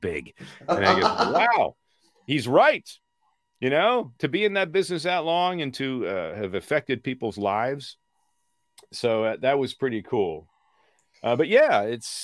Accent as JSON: {"language": "English", "town": "Peterborough", "region": "Ontario", "country": "Canada", "tie": "born or raised there", "moved": "as an adult", "lives_now": "Los Angeles, United States", "said": "I was just a kid from my hometown of Peterborough"}